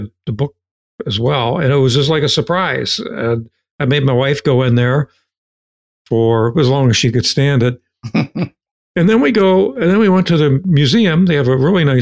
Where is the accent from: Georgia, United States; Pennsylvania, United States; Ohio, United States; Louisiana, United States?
Ohio, United States; Appalachian; moved away; my hometown, which is in Appalachia, one of the Appalachian counties of Ohio